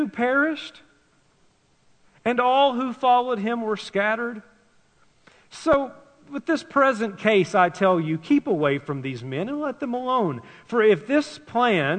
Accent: Tennessee, United States; I grew up in Tennessee

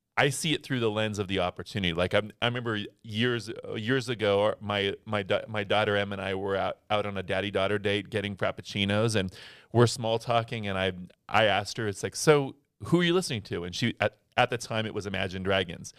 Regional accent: Scottsdale, Arizona, United States; in high school, I was in, I was in Scottsdale, Arizona.

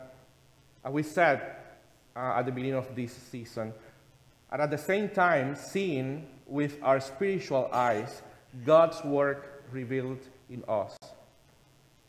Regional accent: Cuba; moved away; being a kid in Cuba, my home country, where my grandmother used to pray and make the sign of the cross in my sick body.

